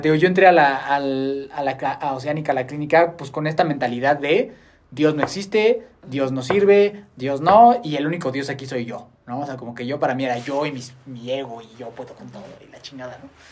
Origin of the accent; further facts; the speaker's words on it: Mexico; la gente que vivimos y crecimos en México